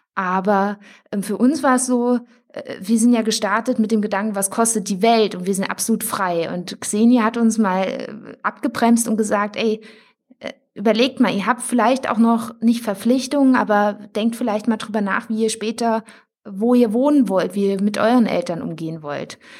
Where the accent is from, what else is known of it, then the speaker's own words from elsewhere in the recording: Thuringia, Germany; Wir kommen ursprünglich aus Thüringen